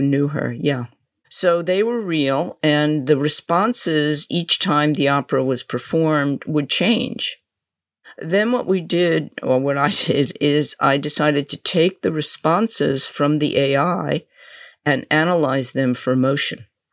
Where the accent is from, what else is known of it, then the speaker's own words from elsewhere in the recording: New York, United States; I'm from New York